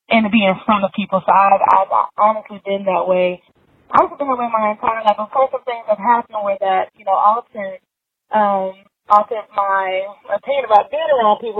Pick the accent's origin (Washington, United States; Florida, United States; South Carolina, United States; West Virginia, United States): South Carolina, United States; Columbia; I'm from Columbia, South Carolina, in Brent House